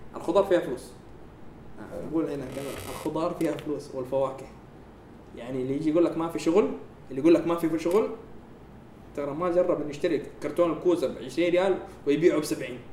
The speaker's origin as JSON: {"language": "Arabic", "country": "Saudi Arabia", "said": "انا بنفسه كسعودي"}